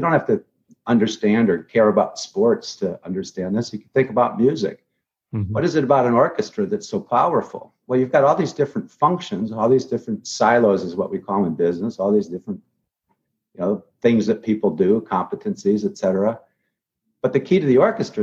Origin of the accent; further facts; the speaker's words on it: Grand Rapids, Michigan, United States; moved away as an adult; now in Palm Beach, United States; I grew up in Grand Rapids